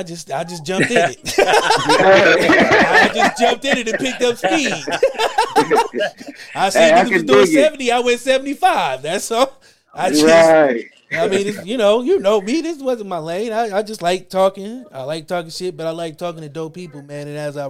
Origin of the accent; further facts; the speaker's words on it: Ackerman, Mississippi, United States; Because, like I said, you know, we grew up in Ackerman.